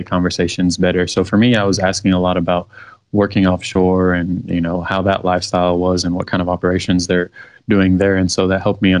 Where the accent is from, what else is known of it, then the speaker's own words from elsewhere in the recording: Cairo, Cairo Governorate, Egypt; now in Houston, United States; So I was born in Cairo, Egypt, and that's where my family is from